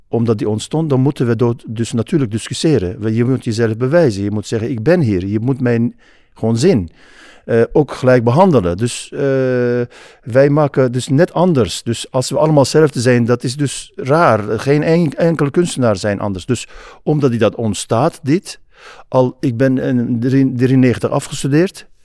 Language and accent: Dutch; Turkey; Dutch is a second language; now in Netherlands; omdat ik uit Turkije kwam